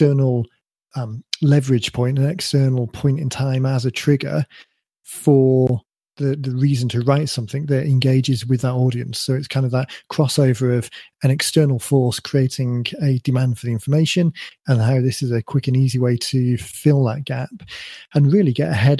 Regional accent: United Kingdom; my kind of UK credentials

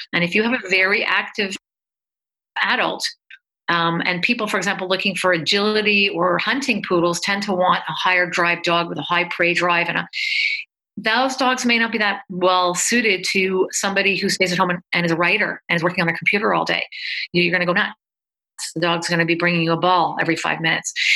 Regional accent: Canada; I'm Canadian

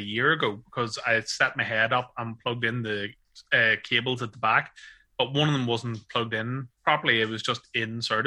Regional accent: Ireland; being an Irish man

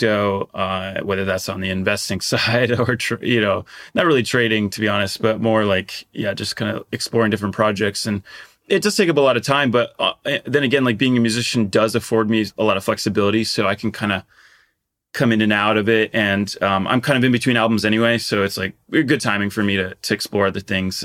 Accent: Portugal; I grew up in Portugal

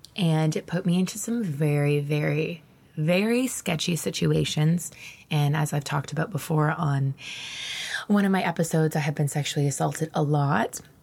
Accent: Ontario, Canada; moved away as an adult; also born or lived in Moncton, New Brunswick; the years that I'm describing right now were actually taking place in my hometown in Ontario

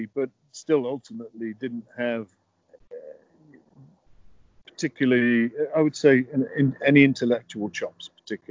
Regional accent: United Kingdom; moved away; I'm a Brit. I don't understand it. It's not my culture

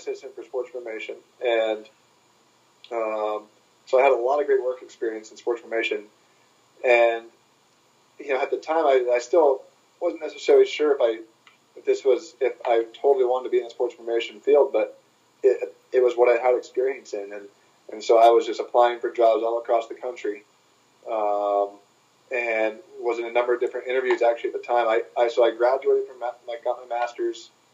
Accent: Portland, Oregon, United States; I grew up in Portland, Oregon

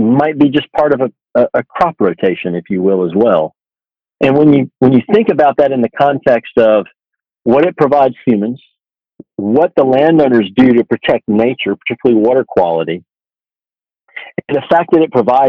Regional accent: Georgia, United States; my home state of Georgia

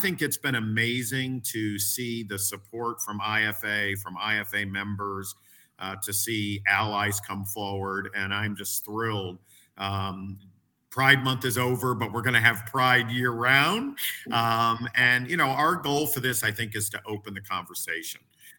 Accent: Northeast, United States; And I grew up in the Northeast, and I grew up in an environment that you couldn't always be who you were

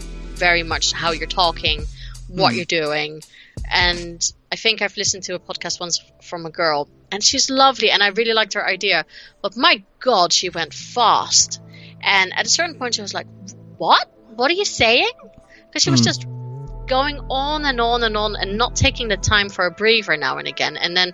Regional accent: United States; accent: American twang; I have a very thick American twang to my accent.

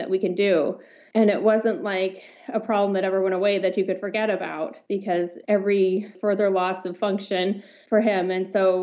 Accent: Los Alamos, New Mexico, United States; moved away; I grew up in Los Alamos, New Mexico

